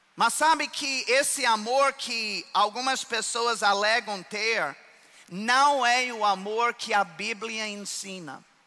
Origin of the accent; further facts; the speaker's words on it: United States; Portuguese is a second language; moved away as an adult; now in Brazil; eu sou americano, mas eu já sou mais brasileiro do que isso